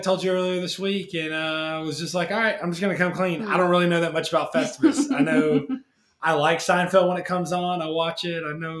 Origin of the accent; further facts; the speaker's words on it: Alabama, United States; I grew up in Alabama not knowing any Jewish people